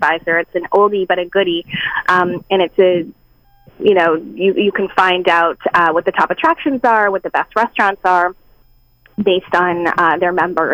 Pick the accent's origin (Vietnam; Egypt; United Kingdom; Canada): Canada; I'm Canadian